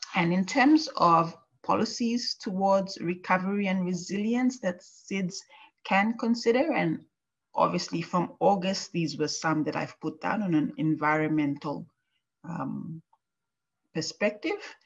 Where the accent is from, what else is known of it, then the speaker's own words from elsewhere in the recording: Papua New Guinea; moved away as an adult; now in Japan; my home country of Papua New Guinea